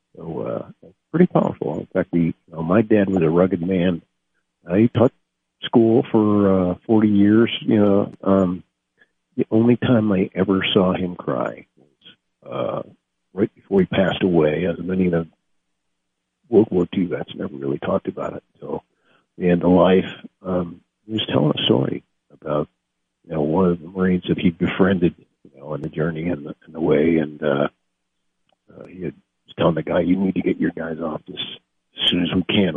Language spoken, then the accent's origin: English; Niles, Michigan, United States; I grew up in Niles, in the west side of the state